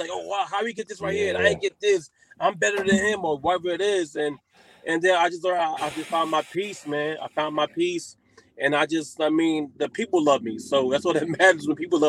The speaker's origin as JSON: {"language": "English", "town": "New York City", "region": "New York", "country": "United States", "tie": "born or raised there", "moved": "as an adult", "lives_now": "New Jersey, United States", "said": "I'm born and raised in Harlem, New York. I represent Harlem, New York. Now I live in Jersey now, but I'm in Harlem right now. I'm in Harlem every day."}